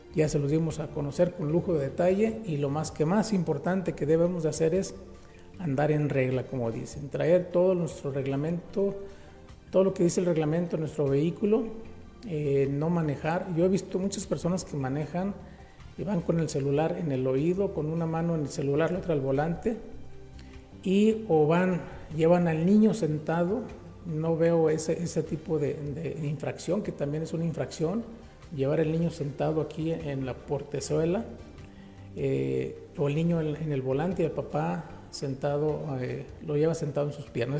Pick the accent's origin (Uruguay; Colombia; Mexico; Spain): Mexico; somos los mexicanos